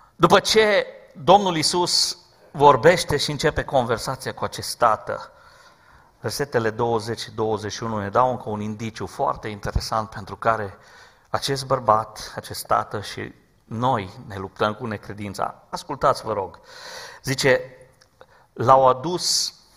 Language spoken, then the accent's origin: Romanian; Romania; Și eu sunt român ca și voi